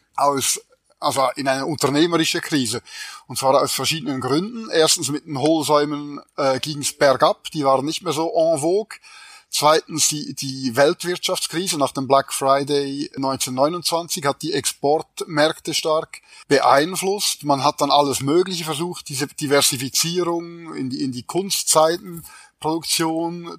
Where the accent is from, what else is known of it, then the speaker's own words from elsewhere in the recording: Switzerland; wie man hört, bin ich Schweizer